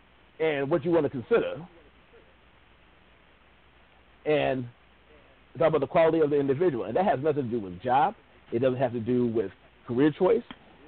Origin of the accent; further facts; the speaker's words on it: Findlay, Ohio, United States; moved away; When I came from Findlay, Ohio, down to Texas, the thing that I had to adjust, because my town, the black population was less than 1%.